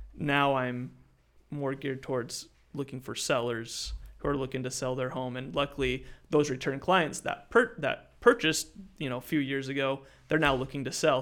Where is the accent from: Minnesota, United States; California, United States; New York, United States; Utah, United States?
Utah, United States; moved away as an adult; I'm originally from Utah, I moved down here for the food industry